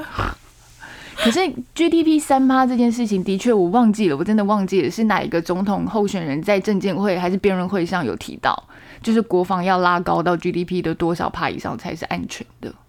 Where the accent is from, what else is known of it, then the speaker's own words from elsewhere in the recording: Taiwan; 我们台湾人